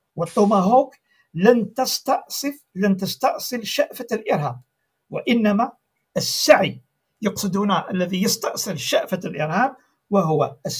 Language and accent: Arabic; Algeria; عندنا في الجزائر